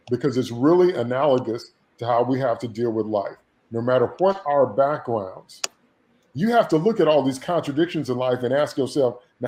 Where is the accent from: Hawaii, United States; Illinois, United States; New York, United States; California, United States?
Illinois, United States; Chicago; I'm from Chicago, I'm in Chicago